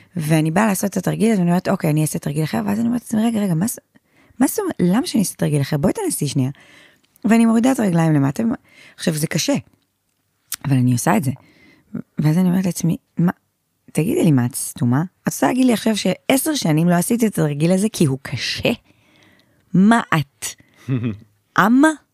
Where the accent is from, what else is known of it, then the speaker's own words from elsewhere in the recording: Haifa, Haifa District, Israel; אני גדלתי בשכונה אה, נקראת שכונת שפרינצק, כל החיפאים יודעים בדיוק מה זו השכונה הזאת